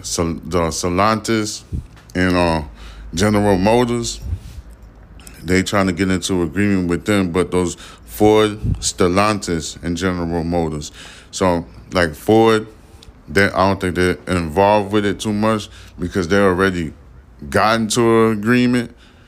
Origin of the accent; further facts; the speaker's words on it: Haiti; now in Houston, United States; You know, I grew up in the Jamaican community. I'm Haitian and stuff, so, you know, I know all about that life.